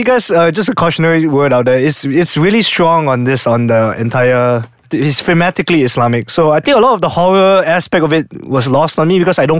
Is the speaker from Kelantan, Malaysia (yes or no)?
no; Terengganu, Malaysia; I grew up in Terengganu, right?